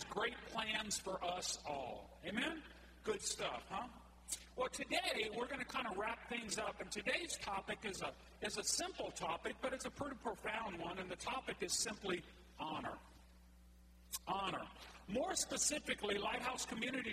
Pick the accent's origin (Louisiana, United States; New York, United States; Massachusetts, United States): Louisiana, United States; Cajun; I'm Cajun like you are